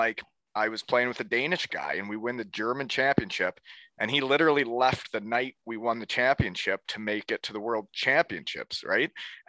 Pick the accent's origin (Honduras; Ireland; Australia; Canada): Canada; growing up in Canada